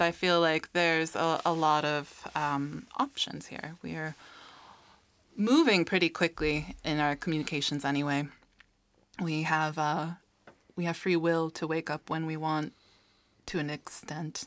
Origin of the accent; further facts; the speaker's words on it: United States; now in Iceland; growing up in the States